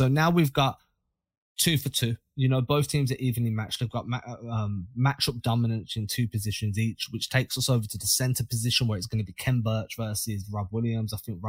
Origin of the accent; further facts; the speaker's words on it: England, United Kingdom; moved away; I'm not even from London